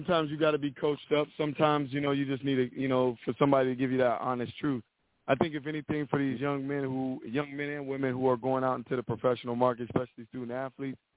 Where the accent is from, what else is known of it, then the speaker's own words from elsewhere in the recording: Youngstown, Ohio, United States; I'm a guy from Youngstown, Ohio